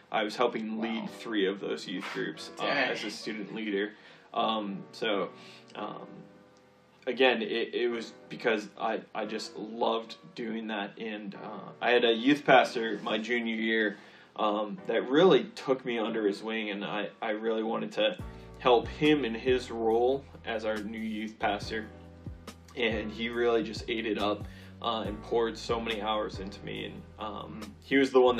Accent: southern New Hampshire, United States; moved away as an adult; also born or lived in Fairfield, Connecticut; I grew up in southern New Hampshire

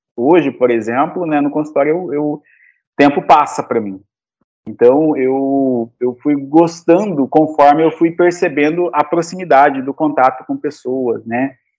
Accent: Cáceres, Mato Grosso, Brazil; Eu sou de Cáceres, natural de Cáceres

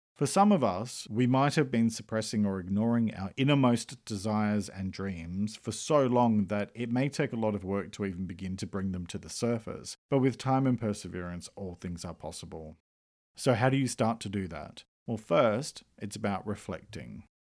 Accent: Australia; I'm an Australian writer and speaker

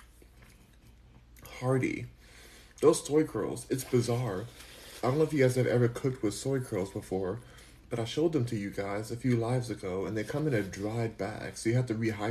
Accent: Los Angeles, California, United States; now in Houston, United States; I'm from Los Angeles

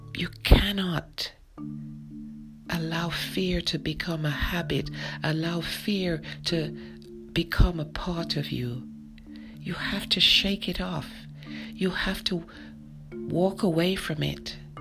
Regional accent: London, United Kingdom; moved away; I grew up in London, England

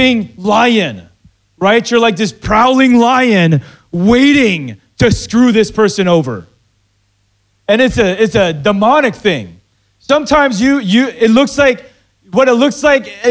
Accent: Philippines; I'm Filipino

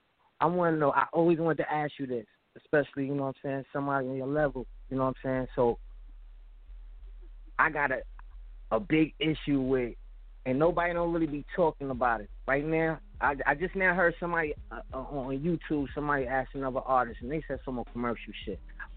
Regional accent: New York City, New York, United States; I'm from Brooklyn, man.

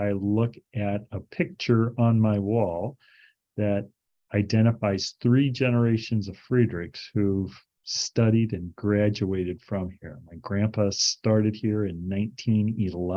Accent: Northwest Iowa, United States; moved away as an adult; growing up in Northwest Iowa

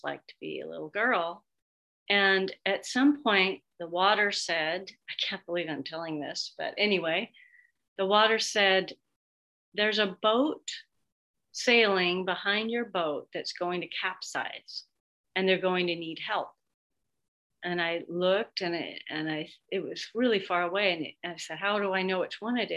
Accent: Seattle, Washington, United States; also born or lived in New York; I'm from Seattle, still live in Seattle

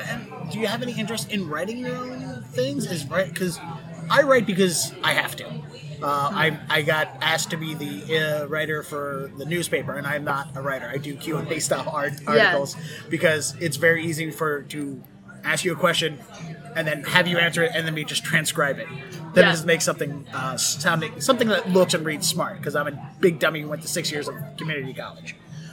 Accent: Baltimore, Maryland, United States; accent: Baltimore; And the reason I had to work to lose my Baltimore accent was, and also we say Balmer.

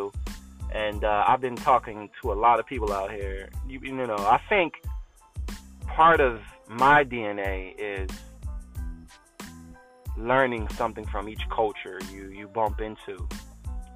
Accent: Philadelphia, Pennsylvania, United States; I'm from Philly. But I've been out here for the past month

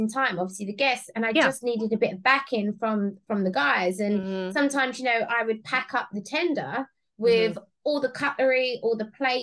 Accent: London, United Kingdom; moved away as an adult; I'm originally from Southeast London

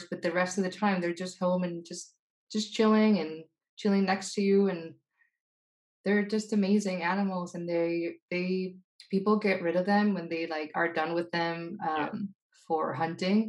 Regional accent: Spain; English is a second language; moved away; my Spanishness

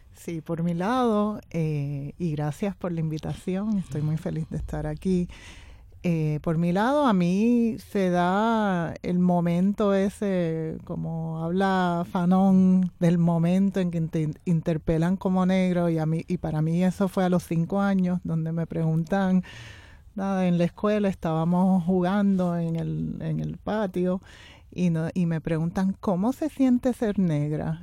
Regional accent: Puerto Rico; creciendo aquí en Puerto Rico

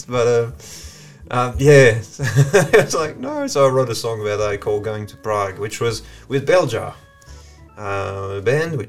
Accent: France; English is a second language; moved away as an adult; now in Blue Mountains, Australia; born and raised in France, north of Paris, in the countryside, and studied English there at uni

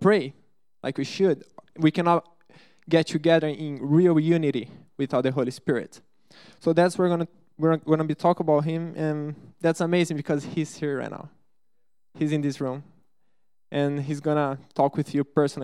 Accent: Brazil; English is a second language; moved away; I'm from Brazil

